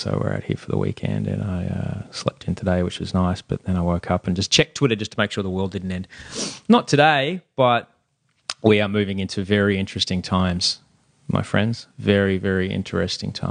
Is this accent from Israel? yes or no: no; Queensland, Australia; growing up in Queensland in the 70s and 80s